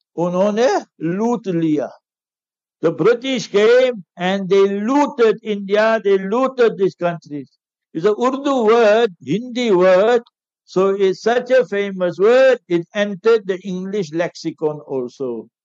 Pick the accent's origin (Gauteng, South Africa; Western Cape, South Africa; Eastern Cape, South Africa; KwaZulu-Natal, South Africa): Gauteng, South Africa; Heidelberg; I'm from Heidelberg.